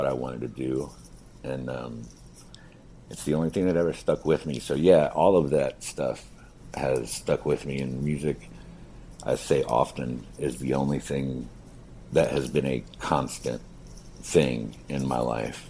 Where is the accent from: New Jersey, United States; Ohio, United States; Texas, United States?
Ohio, United States; Cincinnati; I was born here in Cincinnati in 1979, and I've spent little time elsewhere, really, except time spent like on the road traveling.